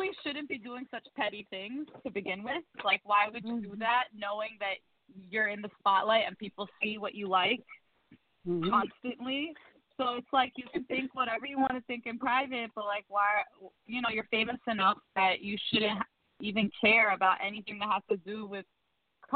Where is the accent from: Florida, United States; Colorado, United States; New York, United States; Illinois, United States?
New York, United States; New York City; as a New Yorker